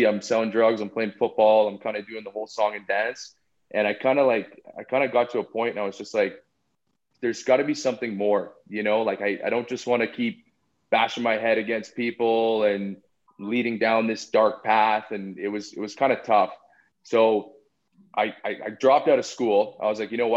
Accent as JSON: {"language": "English", "town": "Calgary", "region": "Alberta", "country": "Canada", "tie": "born or raised there", "also_born_or_lived": "Vancouver, Canada", "said": "I was born in Vancouver, John's hometown. Moved to Calgary at an early age"}